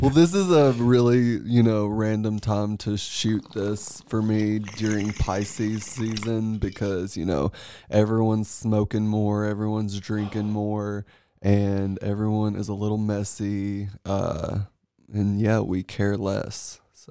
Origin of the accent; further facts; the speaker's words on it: Paris, Tennessee, United States; moved away; born and raised in Paris, Tennessee